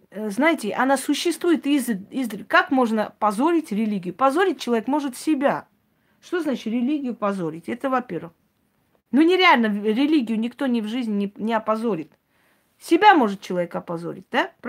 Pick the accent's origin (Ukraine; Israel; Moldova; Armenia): Armenia; я армянка, я как армянка говорю, я вот сейчас армянка.